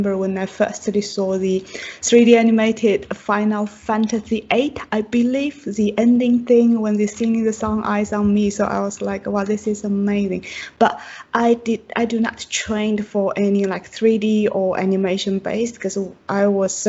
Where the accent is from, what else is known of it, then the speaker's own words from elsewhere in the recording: Chongqing, China; English is a second language; moved away as an adult; also born or lived in Shanghai / Frankfurt, Germany; now in United Kingdom; I am from China, and my hometown is in southwest part of China, in Chongqing